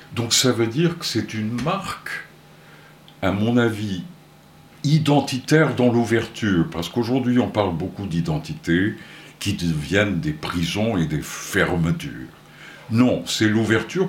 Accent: Porto, Norte, Portugal; moved away; je suis né à Porto, au Portugal

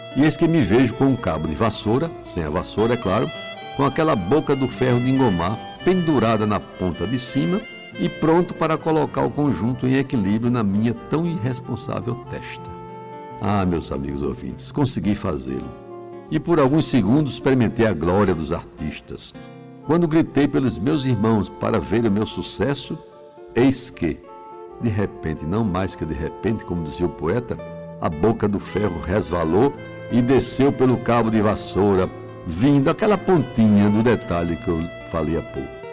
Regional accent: Jaguaribe, Ceará, Brazil; a minha infância em Jaguaribe

